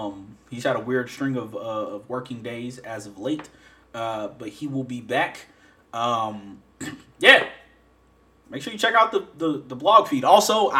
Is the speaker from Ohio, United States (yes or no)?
yes; Ohio, United States; moved away as an adult; also born or lived in Birmingham, Alabama; I'm going from Ohio to Birmingham